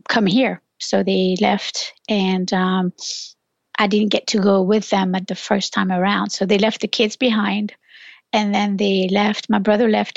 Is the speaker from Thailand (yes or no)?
no; France; now in United States; I'm originally from France, in a small village. I grew up in a small village.